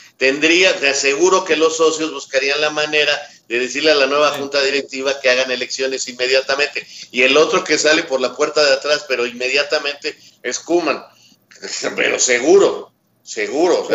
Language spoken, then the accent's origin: Spanish; Mexico; como somos mexicanos